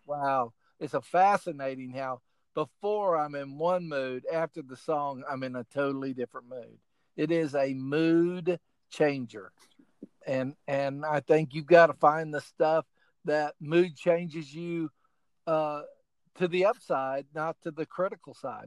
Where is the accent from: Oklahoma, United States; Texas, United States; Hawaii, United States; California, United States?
Oklahoma, United States; also born or lived in Illinois; now in South Carolina, United States; I went to school in Illinois, and I grew up in Oklahoma